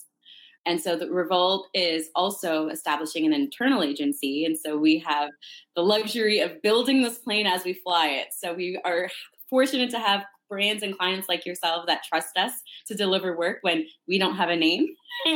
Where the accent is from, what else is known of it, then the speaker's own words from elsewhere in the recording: Canada; moved away as an adult; also born or lived in Northern Toronto; now in United States; I'm originally from Canada. I moved here to go to university